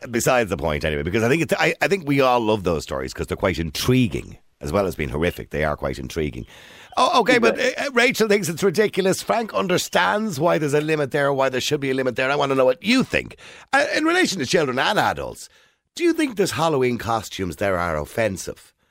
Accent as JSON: {"language": "English", "country": "Poland", "moved": "yes", "lives_now": "Ireland", "said": "So no, I'm from Poland."}